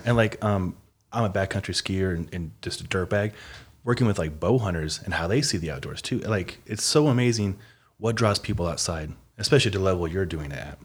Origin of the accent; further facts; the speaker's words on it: Omaha, Nebraska, United States; I grew up in Omaha, Midwest as well